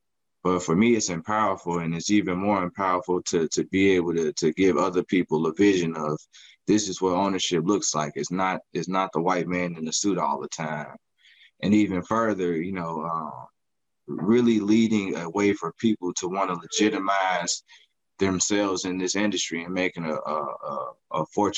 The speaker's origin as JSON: {"language": "English", "town": "Chicago", "region": "Illinois", "country": "United States", "tie": "born or raised there", "said": "I'm a product of cannabis crime and culture in Chicago, growing up in Chicago and in Chicago surroundings, having to deal with coming up in the 90s."}